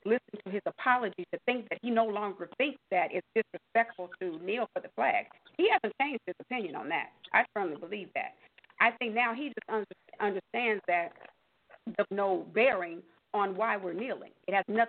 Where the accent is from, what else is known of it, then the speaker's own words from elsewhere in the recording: Louisiana, United States; We are from Louisiana